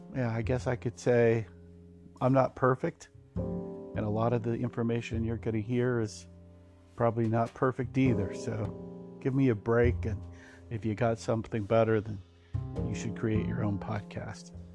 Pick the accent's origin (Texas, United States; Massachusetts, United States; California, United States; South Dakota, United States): Texas, United States; I was uh, born in uh, Texas